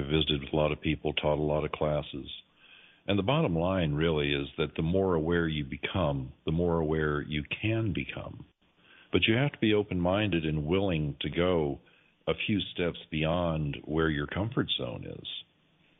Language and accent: English; Kentucky, United States; also born or lived in Denver, Colorado; we moved back to Kentucky from Denver. At that point, the folks that I grew up around